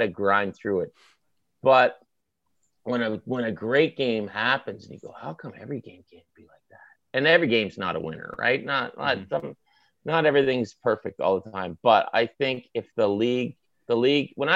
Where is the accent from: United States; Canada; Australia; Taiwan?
Canada; the Maritimes; accent: maritime; now in Toronto, Canada; my maritime accent